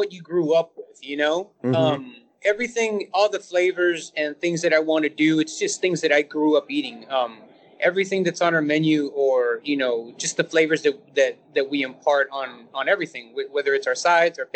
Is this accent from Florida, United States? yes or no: no; San Antonio, Texas, United States; I've lived here my whole life, born and raised here.